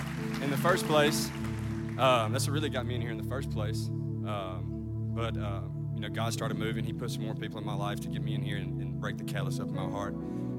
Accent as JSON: {"language": "English", "town": "West Point", "country": "United States", "said": "I'm from West Point."}